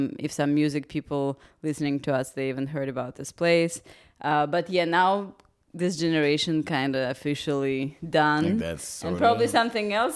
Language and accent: English; Russia; moved away; I'm originally from Russia